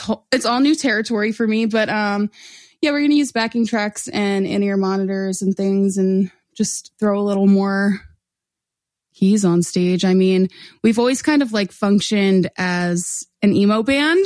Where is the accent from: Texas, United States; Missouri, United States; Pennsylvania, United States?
Pennsylvania, United States; Oreland; I grew up in Montgomery County, so I grew up in a town called Orland